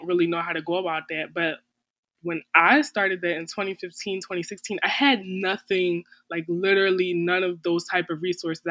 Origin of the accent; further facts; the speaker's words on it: Philadelphia, Pennsylvania, United States; moved away as an adult; now in Florida, United States; We're both from Philadelphia.